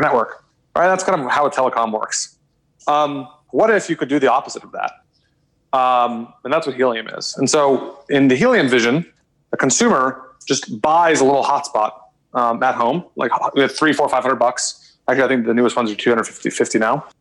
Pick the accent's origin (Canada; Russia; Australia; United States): United States; Austin, Texas; moved away as an adult; also born or lived in New York; born and raised in Austin